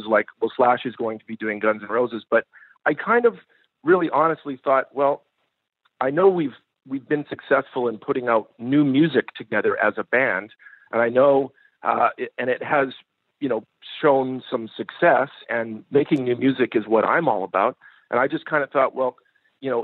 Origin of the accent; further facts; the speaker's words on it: Canada; moved away; we're both Canadian